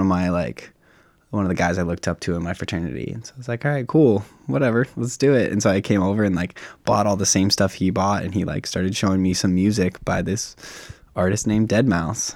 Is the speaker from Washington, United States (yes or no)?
yes; Sammamish, Washington, United States; born and raised on the plateau